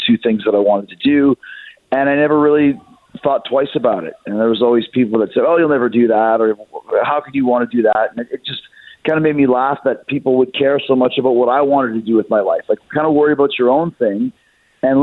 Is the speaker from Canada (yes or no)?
yes; Winnipeg, Manitoba, Canada; I grew up in Winnipeg, Canada